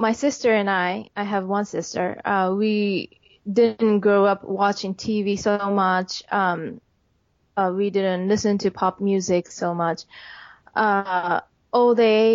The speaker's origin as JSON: {"language": "English", "country": "Japan", "second_language": "English", "moved": "as an adult", "lives_now": "New York, United States", "said": "I came from Japan. I was born in an artistic family."}